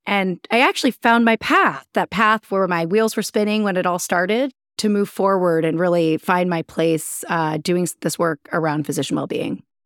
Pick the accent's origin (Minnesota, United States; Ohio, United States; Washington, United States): Ohio, United States; Columbus; moved away as an adult; also born or lived in Cleveland, Ohio / St. Louis, Missouri / Orlando, Florida / Utah; now in Chicago, United States; I'm from Ohio. I'm an Ohioan. I grew up in Columbus.